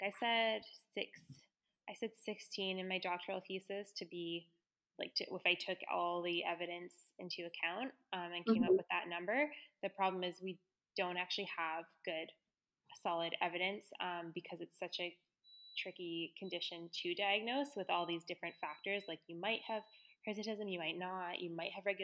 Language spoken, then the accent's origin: English; Victoria, British Columbia, Canada; I grew up in Victoria.